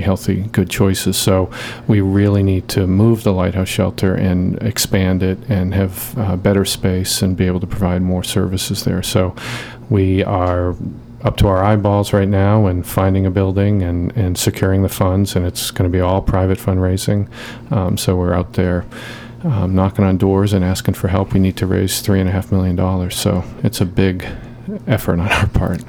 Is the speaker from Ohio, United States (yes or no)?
no; Boston, Massachusetts, United States; moved away as an adult; now in Portland, United States; I'm from the Boston area.